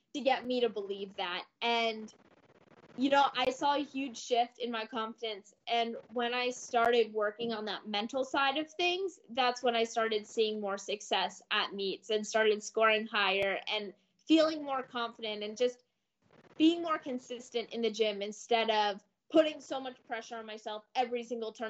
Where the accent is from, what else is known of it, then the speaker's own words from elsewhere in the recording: Ann Arbor, Michigan, United States; moved away; I'm from Ann Arbor